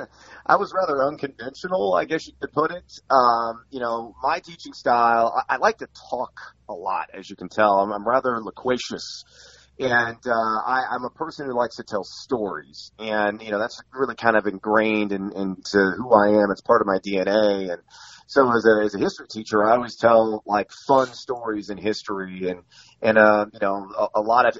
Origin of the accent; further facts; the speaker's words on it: Champaign, Illinois, United States; also born or lived in California / San Antonio, United States; I was a military brat, kind of moved around all over the place. I was born in California, lived for a time until the sixth grade in San Antonio, Texas. Then my dad retired from the Air Force and decided to retire in Champaign, Illinois, of all places.